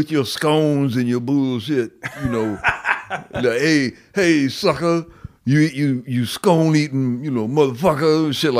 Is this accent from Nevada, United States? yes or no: no; Cleveland, Ohio, United States; Yeah, I am from Cleveland